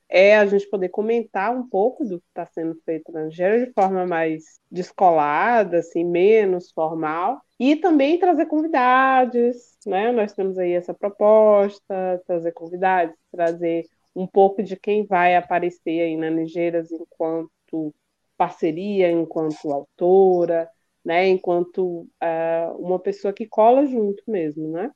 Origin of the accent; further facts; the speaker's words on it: Salvador, Bahia, Brazil; moved away as an adult; now in Paraná, Brazil; Vim da Bahia, interior da Bahia, mas morei a maior parte em Salvador. Agora estou aqui perdida, no meio do Paraná.